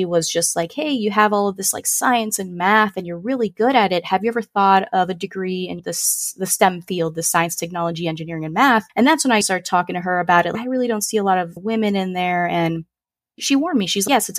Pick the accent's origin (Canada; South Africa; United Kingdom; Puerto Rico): Puerto Rico; first language Spanish; English is a second language; also born or lived in Chicago; now in Orlando, United States; But yeah, we grew up in Puerto Rico and Chicago, like all over the place. And we kind of settled in Orlando, Florida. And that is where I'm currently residing now.